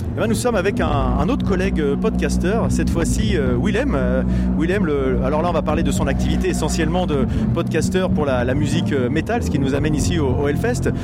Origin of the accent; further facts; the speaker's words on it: Normandy, France; nous, on est normands, hein, on comprend que le normand